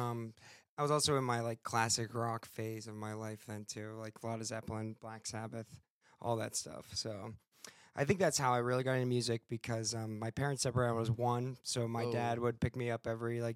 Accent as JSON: {"language": "English", "area": "near North Park, half hour north of Pittsburgh", "region": "Pennsylvania", "country": "United States", "tie": "born or raised there", "also_born_or_lived": "California", "moved": "as an adult", "lives_now": "Pittsburgh, United States", "said": "I grew up about a half hour north of here, near North Park"}